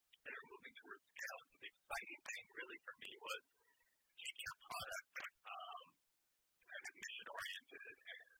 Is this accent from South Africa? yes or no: no; United States; I grew up in America